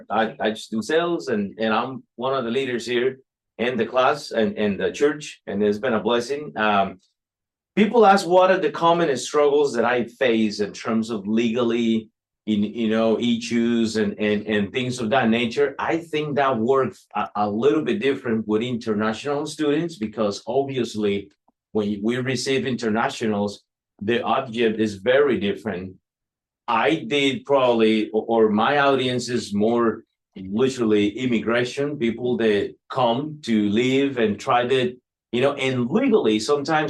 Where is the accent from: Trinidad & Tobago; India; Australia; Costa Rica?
Costa Rica; now in United States; I'm from Costa Rica.